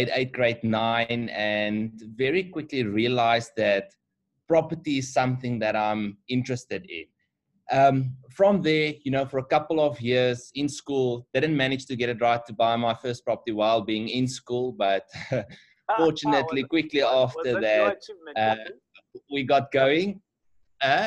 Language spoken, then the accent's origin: English; Bloemfontein, Free State, South Africa; moved away as an adult; now in Johannesburg, South Africa; We grew up in Bloemfontein. Both of us are from Bloemfontein